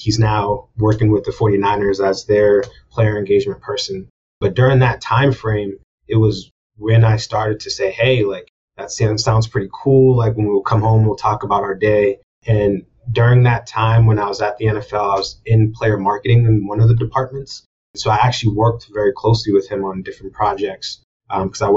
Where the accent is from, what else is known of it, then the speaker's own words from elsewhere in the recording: Boston, Massachusetts, United States; moved away as an adult; also born or lived in New York City; Being born and raised in Boston, Massachusetts